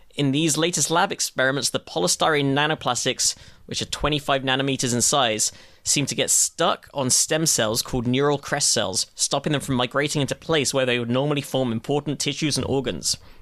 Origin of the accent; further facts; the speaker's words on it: United Kingdom; as a Brit